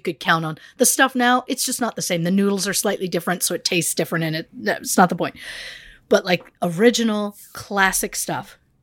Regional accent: Canada; as a Canadian

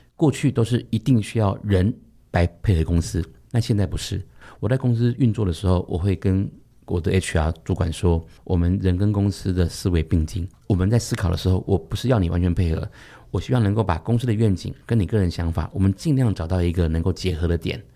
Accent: Taiwan; 大多数我们台湾人很喜欢给一个职称叫特助

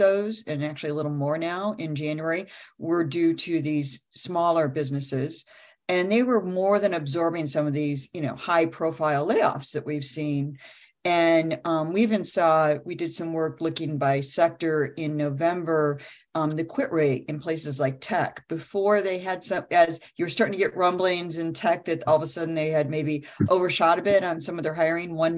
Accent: Midwest, United States; I'm Midwesterner through and through

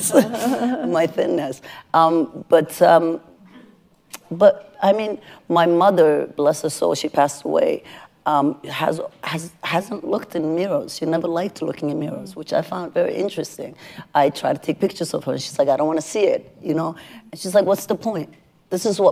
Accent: Somalia; moved away; I'm from Somalia originally

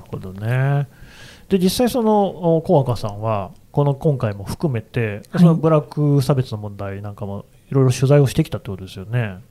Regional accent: Nagoya, Aichi, Japan; 僕は名古屋出身

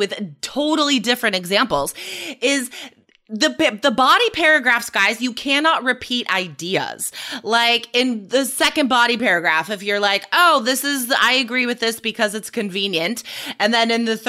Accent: Nevada, United States; I was growing up in Nevada

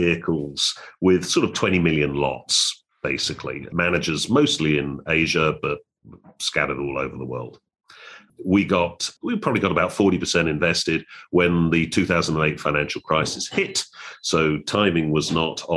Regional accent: United Kingdom; moved away as an adult; also born or lived in United States; now in Hong Kong; I'm born and raised in Europe, in Britain, and spent my early career there

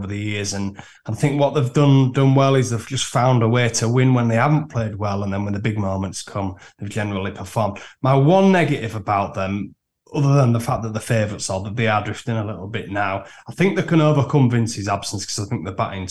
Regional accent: Yorkshire and the Humber, United Kingdom; I'm a Yorkshireman

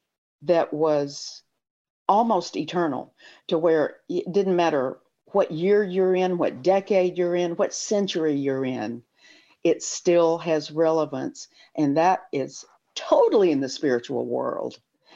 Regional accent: the South, United States; I was raised in the South where spirituality really wasn't as much as it was religion and a religious view of what spirituality should be.

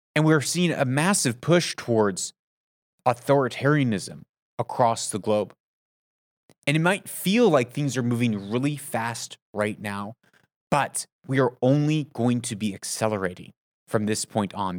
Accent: United States; also born or lived in Middle East; as an American

